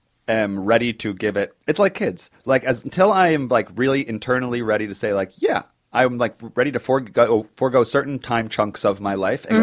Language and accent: English; Oceanside, New York, United States; I have friends growing up in Oceanside in New York. I had friends... It was kind of on the bay.